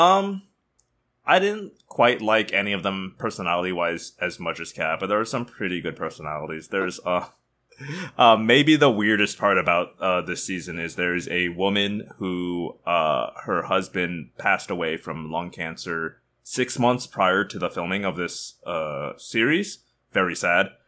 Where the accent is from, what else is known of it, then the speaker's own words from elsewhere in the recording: United States; we're from the Midwest slash the South